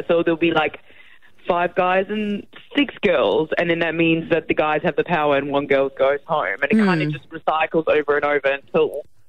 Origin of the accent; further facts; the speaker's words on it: Mauritius; I was born and raised in Mauritius, actually, and my mum's South African, so I'm a bit... My dad's Mauritian, mum's South African.